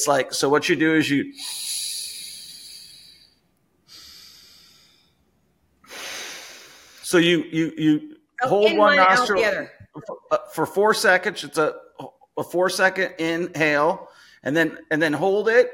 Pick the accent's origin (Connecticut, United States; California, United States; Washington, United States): Washington, United States; Seattle; moved away as an adult; also born or lived in Las Vegas, Nevada; now in Kansas City, United States; I'm from Seattle. So 28 years in Seattle